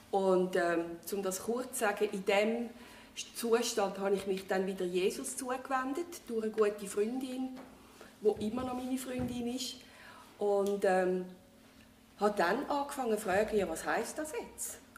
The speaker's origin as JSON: {"language": "German", "town": "Winterthur", "region": "Zurich", "country": "Switzerland", "tie": "born or raised there", "also_born_or_lived": "Thailand", "said": "Im Neuwiesenquartier, hier zu Winterthur."}